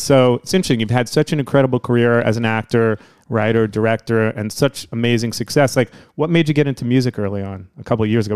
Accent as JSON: {"language": "English", "town": "Woodmere", "region": "New York", "country": "United States", "tie": "born or raised there", "said": "Long Island. I'm a five towns guy"}